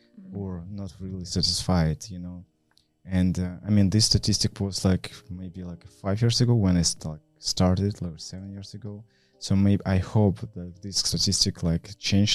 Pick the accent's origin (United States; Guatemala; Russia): Russia; Vladivostok, Primorsky Krai; moved away as an adult; also born or lived in Moscow; I was grew up in Vladivostok City